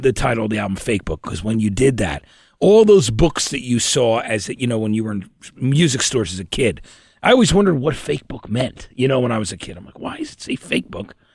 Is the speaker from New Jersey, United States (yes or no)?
yes; New Jersey, United States; we're both from, we're all from Jersey